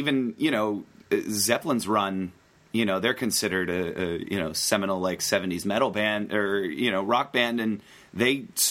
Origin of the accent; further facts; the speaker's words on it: Western Pennsylvania, United States; I grew up in Western Pennsylvania, where, you know, the most exciting thing to do on the weekends was usually hang out in the Burger King parking lot.